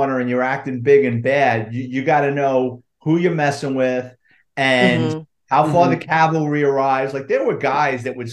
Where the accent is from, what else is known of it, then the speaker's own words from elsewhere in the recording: New York City, New York, United States; I grew up in the Bronx